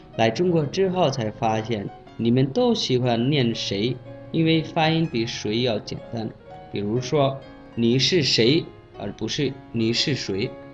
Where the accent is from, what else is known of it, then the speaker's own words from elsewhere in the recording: Bangladesh; Chinese is a second language; moved away as an adult; now in China; 我是来自孟加拉国的